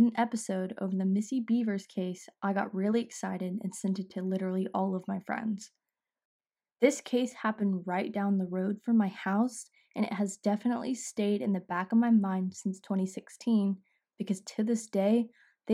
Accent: Midlothian, Texas, United States; my hometown in Midlothian, Texas

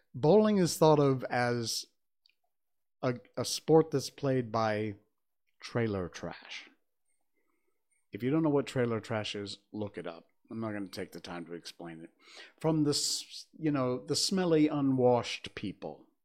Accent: Connecticut, United States; I grew up in Connecticut, so I know from winter snowstorms and winter cold.

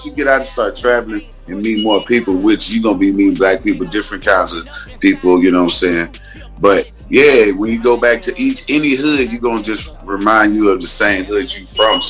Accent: Huntsville, Alabama, United States; I come from straight from the hood, man. I'm from Huntsville, Alabama, but, I grew up, around the way

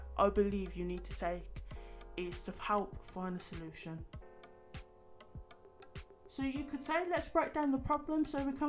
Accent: United Kingdom; as British people

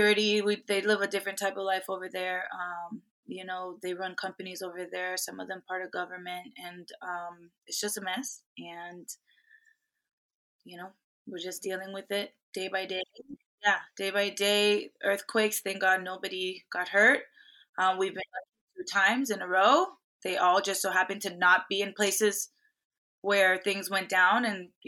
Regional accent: Miami, Florida, United States; I grew up in Miami

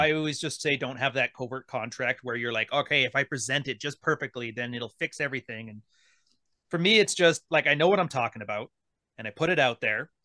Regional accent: Canada; I'm Canadian

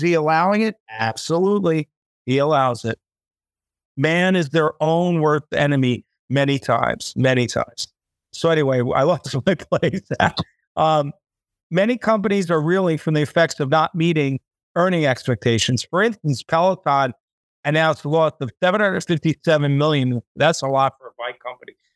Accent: United States; now in Thailand; I'm American

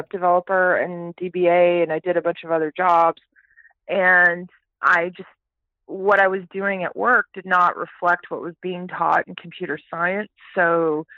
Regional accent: Houston, Texas, United States; also born or lived in Toronto, Canada / Calgary, Canada; I grew up in the great state of Texas

